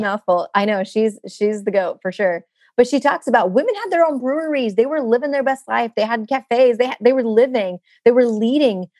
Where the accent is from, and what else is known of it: United States; born or raised there